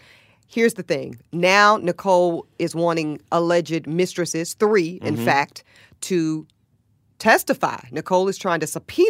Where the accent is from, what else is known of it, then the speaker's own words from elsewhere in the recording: North Carolina, United States; My home state, North Carolina